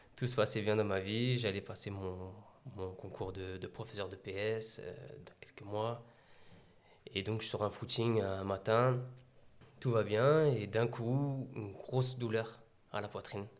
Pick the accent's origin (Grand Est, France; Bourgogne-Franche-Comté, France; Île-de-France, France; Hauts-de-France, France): Île-de-France, France; Meaux; je suis né à Meaux, donc à 100% Meldois. J'ai grandi dans les quartiers de Beauval